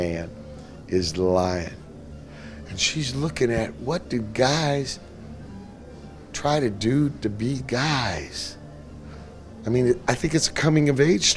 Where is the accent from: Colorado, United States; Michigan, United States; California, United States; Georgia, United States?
California, United States; Los Angeles; also born or lived in Virginia; I've been in Pedro 46 years